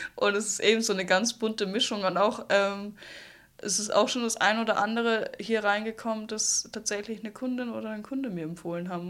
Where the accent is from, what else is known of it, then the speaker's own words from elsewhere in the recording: Salzburg, Austria; also born or lived in Hamburg, Germany; als Salzburgerin